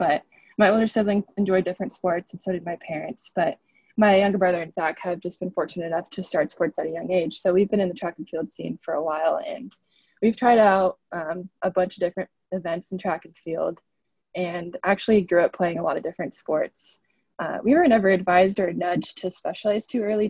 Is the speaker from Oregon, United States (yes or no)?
yes; Lebanon, Oregon, United States; moved away as an adult; also born or lived in Honduras; now in Bellingham, United States; I'm from Lebanon. It's a small town in Northwest Oregon, about 1 hour and 15 minutes south of Portland